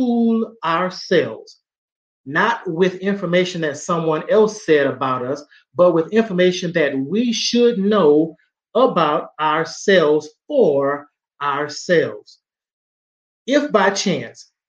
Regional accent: Southeast Texas, United States; a young Black man growing up in Southeast Texas

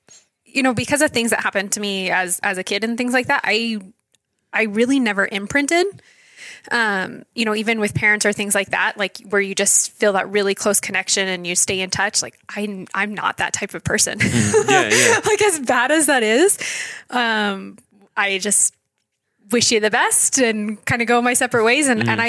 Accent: Fredericksburg, Virginia, United States; also born or lived in Idaho; I was born in Idaho, mm-hmm. On the other side of the state, but I claim Virginia as home. That's where I graduated high school. That's where I went to college. So Fredericksburg, Virginia is kind of my hometown.

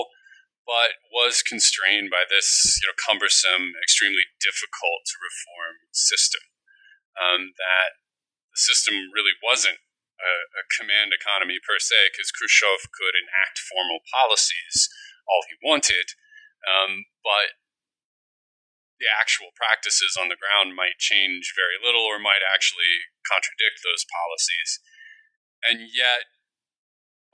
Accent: Midwest, United States; now in Rhode Island, United States; growing up in the Midwest

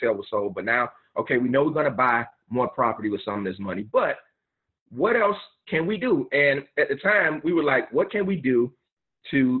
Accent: Miami, Florida, United States; I'm from Miami

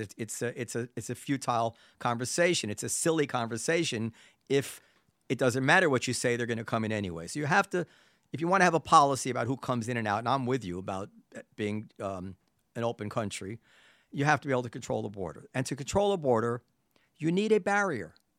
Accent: New York City, New York, United States; as a New Yorker

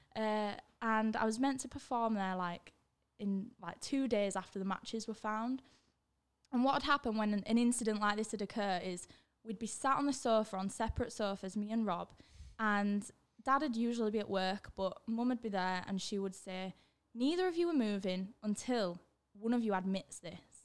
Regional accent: Leeds, Yorkshire and the Humber, United Kingdom; born or raised there; also born or lived in Germany

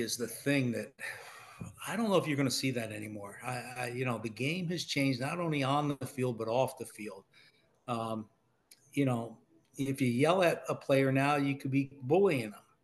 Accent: Ohio, United States; moved away; also born or lived in Annapolis, Maryland / New Jersey; I'm from Ohio

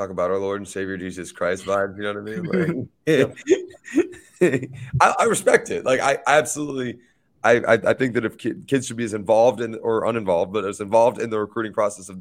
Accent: Georgia, United States; growing up in Georgia, watching my friends that were Georgia fans

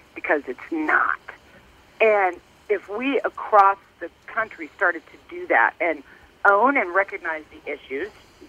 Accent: Lawrence, Kansas, United States; I'm just born and raised in Lawrence, Kansas, so I thought, oh, my gosh, here we go with another slang word.

